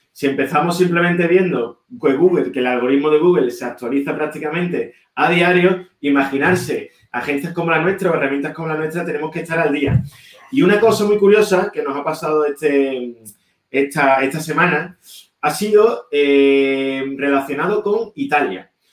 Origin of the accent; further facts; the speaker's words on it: Seville, Andalusia, Spain; moved away as an adult; also born or lived in Berlin, Germany; somos dos socios españoles, los dos de Sevilla